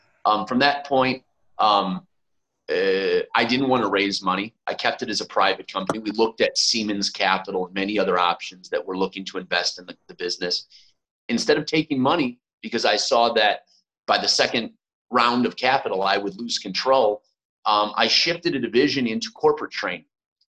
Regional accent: Glenview, Illinois, United States; moved away as an adult; also born or lived in Skokie, Illinois / New York; I was born in Skokie, Illinois. Moved to Glenview, Illinois about a year after.

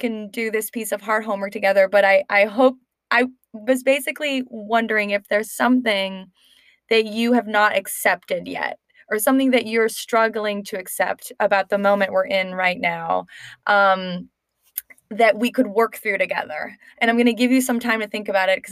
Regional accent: Canada; moved away; both from Canada

